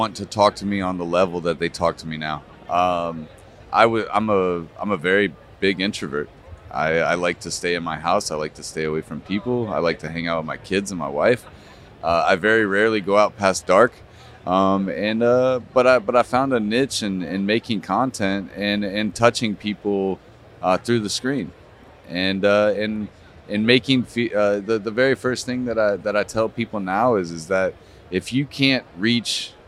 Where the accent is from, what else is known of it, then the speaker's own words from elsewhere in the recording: Denver, Colorado, United States; I am from Colorado, Denver. I live in Denver.